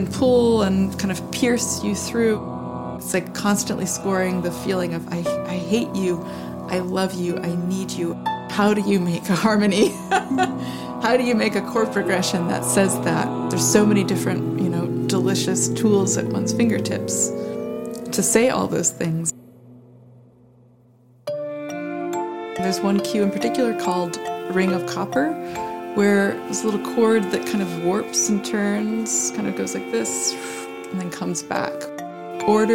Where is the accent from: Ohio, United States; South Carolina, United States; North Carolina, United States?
North Carolina, United States; Greenville; I grew up in Greenville, North Carolina